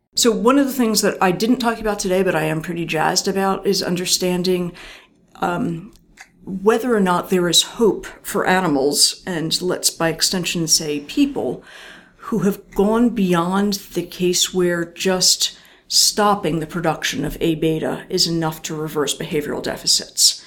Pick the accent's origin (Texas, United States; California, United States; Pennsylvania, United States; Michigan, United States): Pennsylvania, United States; outside of Philadelphia, Bucks County; i grew up outside of philadelphia